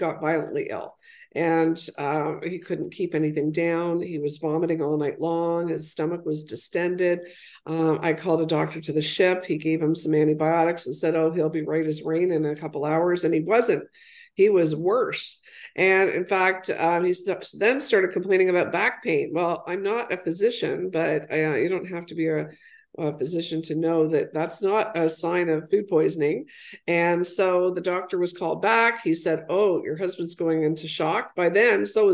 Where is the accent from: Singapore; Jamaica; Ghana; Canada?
Canada; accent: Canadian; now in San Diego, United States; my own Canadian accent. And I say out and about, everybody knows where I'm from, and I'm a flag waving Canadian.